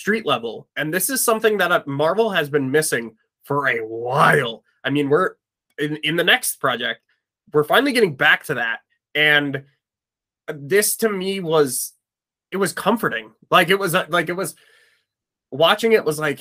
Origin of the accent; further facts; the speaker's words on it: Midwest, United States; We're from the Midwest